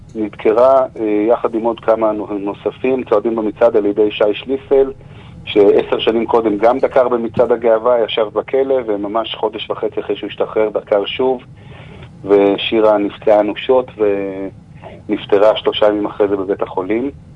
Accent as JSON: {"language": "Hebrew", "town": "Jerusalem", "region": "Jerusalem District", "country": "Israel", "said": "בעיר ירושלים שאנחנו חיים בה, אנחנו מירושלים"}